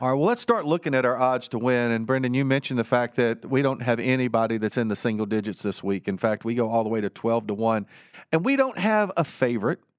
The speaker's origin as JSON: {"language": "English", "town": "Martinsville", "region": "Virginia", "country": "United States", "tie": "born or raised there"}